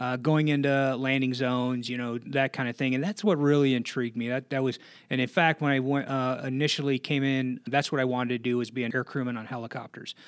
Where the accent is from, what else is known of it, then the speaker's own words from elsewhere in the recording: Blue Island, Illinois, United States; moved away; I'm from Chicago originally, uh, s, uh, town on the south side, uh, called Blue Island.